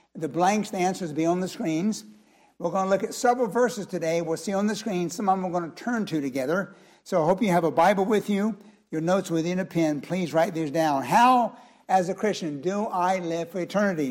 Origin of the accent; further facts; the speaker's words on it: United States; our country